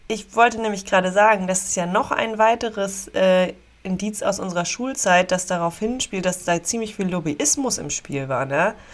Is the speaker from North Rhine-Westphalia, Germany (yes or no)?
no; Dückerswisch, Schleswig-Holstein, Germany; also born or lived in Meldorf; Ich komme okay. auch ursprünglich aus Dückerswisch